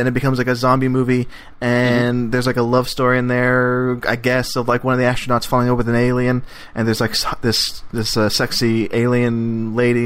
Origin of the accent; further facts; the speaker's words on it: Texas, United States; I grew up in Texas